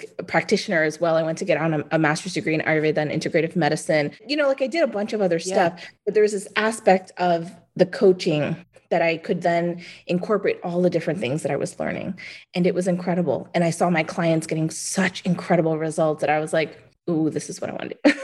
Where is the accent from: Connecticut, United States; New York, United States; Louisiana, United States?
New York, United States; New York City; also born or lived in Arizona; I'm from New York. I grew up in Manhattan